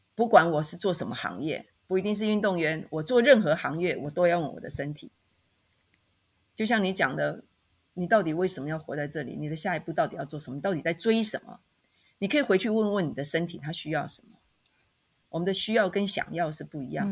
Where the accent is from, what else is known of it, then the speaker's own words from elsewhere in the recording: Taitung, Taitung County, Taiwan; moved away; also born or lived in Taipei; 我出生在台东，好，所以我现在是回到台东，所以在台东任教